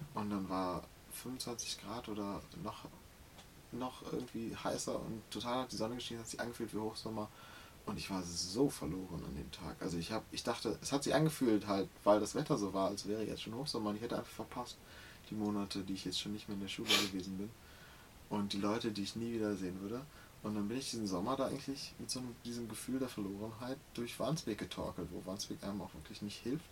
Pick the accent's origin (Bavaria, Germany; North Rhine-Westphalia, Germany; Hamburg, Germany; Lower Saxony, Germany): Hamburg, Germany; für mich ist der Hamburger Osten meine Heimat